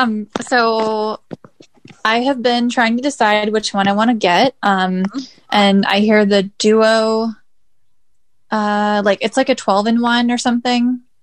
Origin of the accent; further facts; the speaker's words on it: San Leandro, California, United States; I am from San Leandro, California.